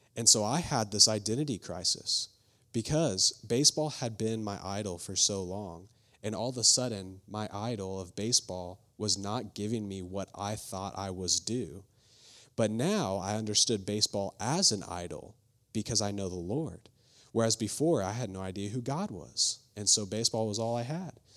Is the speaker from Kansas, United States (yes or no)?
no; Flower Mound, Texas, United States; also born or lived in Fairfax, Virginia; I grew up in Flower Mound, Texas, just about thirty minutes away from here